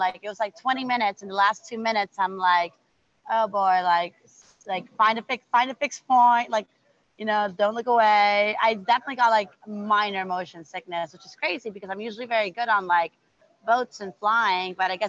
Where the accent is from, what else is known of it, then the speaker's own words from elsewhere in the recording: Miami, Florida, United States; I'm from Miami